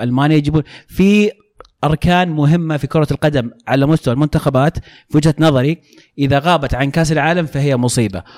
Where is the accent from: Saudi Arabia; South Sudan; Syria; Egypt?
Saudi Arabia; أنا سعودي